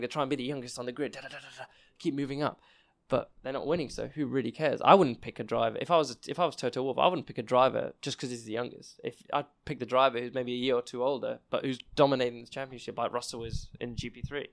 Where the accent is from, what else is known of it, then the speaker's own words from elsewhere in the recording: England, United Kingdom; I'm English myself